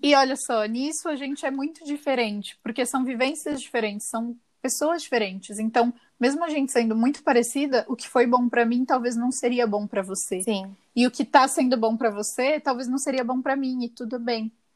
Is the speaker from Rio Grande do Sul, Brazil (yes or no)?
no; São Paulo, Brazil; moved away as an adult; also born or lived in São José do Rio Preto; eu saí da minha cidade natal e fui morar em outra cidade, em São José do Rio Preto, que é um pouco longe de São Paulo